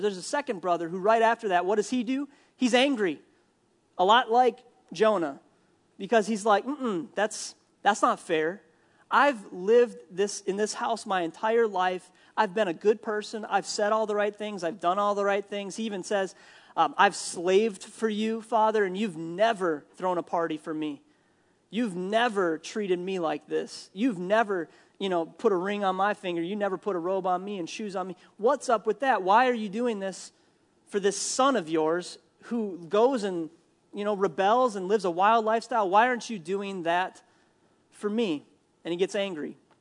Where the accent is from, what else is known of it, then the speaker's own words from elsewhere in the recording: Minnesota, United States; I'm from Minnesota